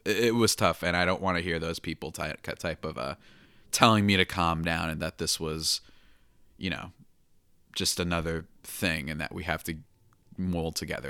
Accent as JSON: {"language": "English", "region": "New Jersey", "country": "United States", "said": "I am from the good old dirty New Jersey"}